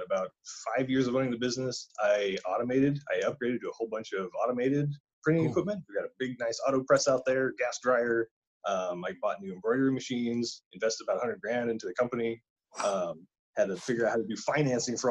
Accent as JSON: {"language": "English", "area": "Mojave Desert", "region": "California", "country": "United States", "tie": "born or raised there", "moved": "as an adult", "lives_now": "Hayden, United States", "said": "I grew up in the high desert in California, in the middle of Mojave Desert"}